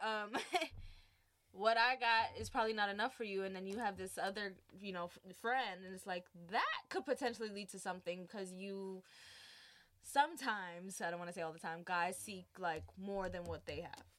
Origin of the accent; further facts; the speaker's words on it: New York City, New York, United States; I'm from Brooklyn, New mm-hmm. York, mm-hmm. East Flatbush